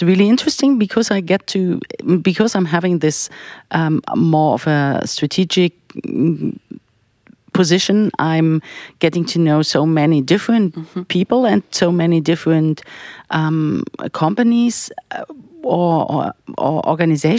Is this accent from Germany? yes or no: yes; Berlin, Germany; I grew up in Berlin